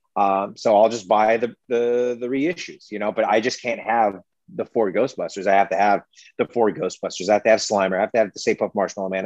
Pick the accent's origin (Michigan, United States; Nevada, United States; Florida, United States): Nevada, United States; Las Vegas; when I was a kid and growing up in Las Vegas